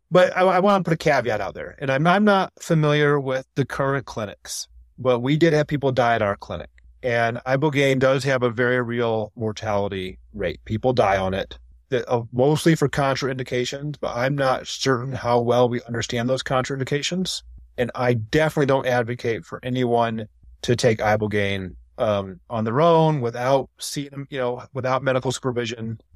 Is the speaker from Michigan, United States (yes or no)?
yes; Ann Arbor, Michigan, United States; I grew up in Ann Arbor